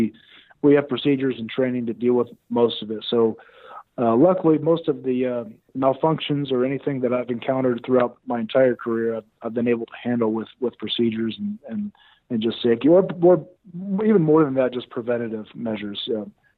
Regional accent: Texas, United States; moved away as an adult; growing up in Texas

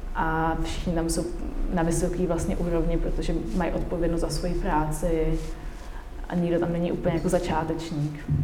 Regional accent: Czechia

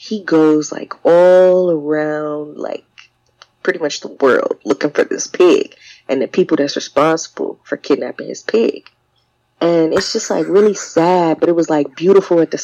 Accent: Detroit, Michigan, United States; moved away; also born or lived in Georgia; I grew up in Detroit and in Georgia

